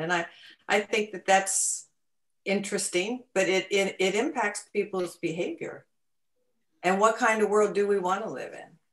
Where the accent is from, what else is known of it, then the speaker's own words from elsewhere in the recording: Connecticut, United States; moved away; I grew up in in Connecticut